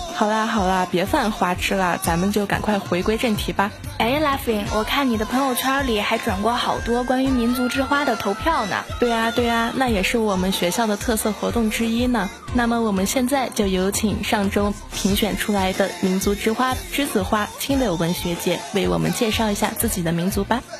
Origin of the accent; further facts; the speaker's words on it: Beijing, China; 因为我也是北京的嘛